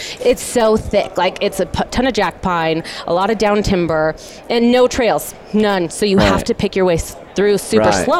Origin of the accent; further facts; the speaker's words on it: Oregon, United States; moved away as an adult; now in Utah, United States; I'm born and raised in Oregon, from Oregon.